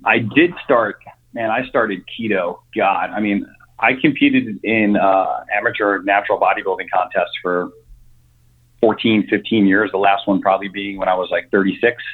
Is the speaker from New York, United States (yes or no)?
yes; New York, United States; moved away as an adult; also born or lived in Connecticut; born and raised in New York, um, lived there up until I was 41